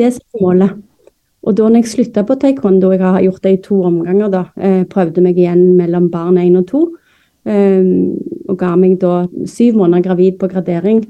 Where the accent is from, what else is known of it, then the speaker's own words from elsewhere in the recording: Stavanger, Rogaland, Norway; accent: Stavanger dialect; moved away as an adult; also born or lived in Florida, United States / North Dakota, United States / Moss, Norway; now in Bærum, Norway; er jo født og oppvokst i Stavanger